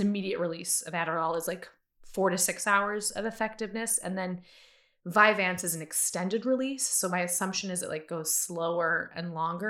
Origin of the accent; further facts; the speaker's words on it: Illinois, United States; I am from Illinois. I'm from this area.